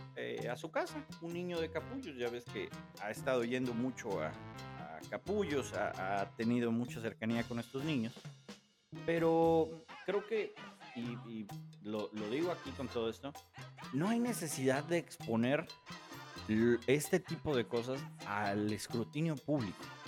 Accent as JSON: {"language": "Spanish", "country": "Mexico", "said": "como mexicanos"}